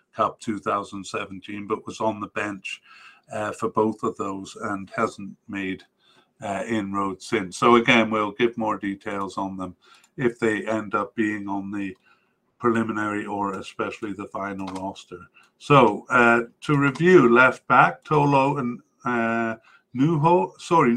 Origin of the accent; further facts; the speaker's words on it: Canada; as a Canadian